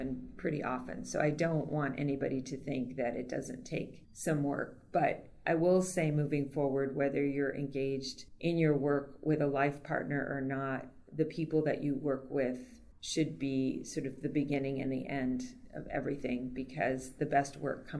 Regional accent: Puerto Rico; moved away; I was raised in Puerto Rico, and although I wasn't born there, I pretty much became who I am in a place like

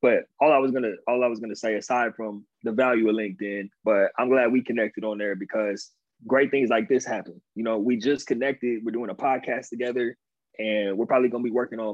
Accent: Inland Empire, Southern California, United States; also born or lived in Pasadena, California / San Diego, California / Stony Brook, New York; So basically I grew up like 45 minutes outside of LA. It's the Inland Empire. That's where I'm from

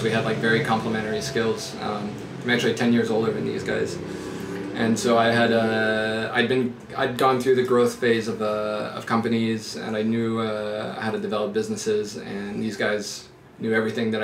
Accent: Paris, Île-de-France, France; moved away as an adult; also born or lived in United States / London; I was just born in the U.S., and then my parents flew home, and I grew up in Paris

